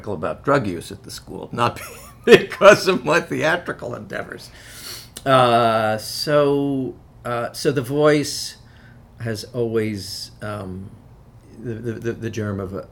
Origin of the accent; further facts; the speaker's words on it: New York, United States; I grew up in New York, a polyglot city